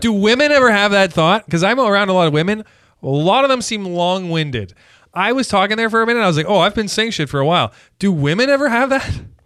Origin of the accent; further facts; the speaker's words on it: Canada; as a Canadian